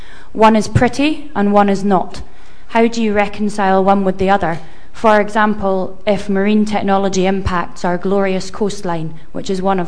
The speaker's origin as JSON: {"language": "English", "town": "Thurso", "region": "Scotland", "country": "United Kingdom", "moved": "yes", "lives_now": "London, United Kingdom", "said": "whilst I am a Scot living in London, I have to give a name check to where I'm from, Thurso, in the very far north."}